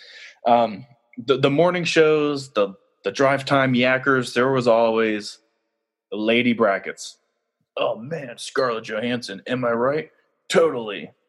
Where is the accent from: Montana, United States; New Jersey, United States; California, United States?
California, United States; I'm from California